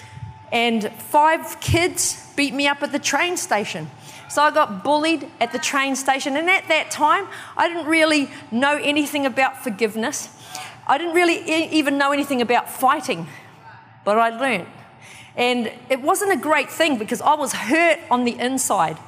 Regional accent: New Zealand; also born or lived in Kawerau, New Zealand / Wellington, New Zealand; I'm from New Zealand, and I was born in a little town called Kawerau.

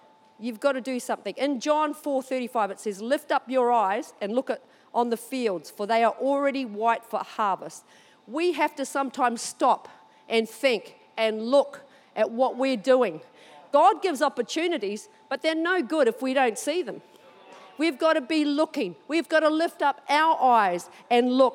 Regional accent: New Zealand; now in Australia; Even though I live here, this thing still call New Zealand home sometimes

